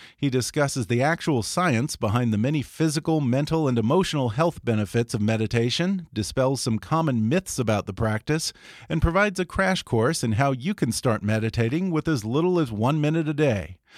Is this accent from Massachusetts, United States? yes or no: no; Texas, United States; I'm from Texas